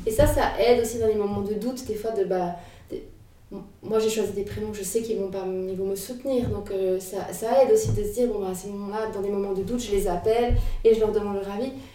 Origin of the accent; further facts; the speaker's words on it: Jura, Bourgogne-Franche-Comté, France; moved away; au Jura où j'ai grandi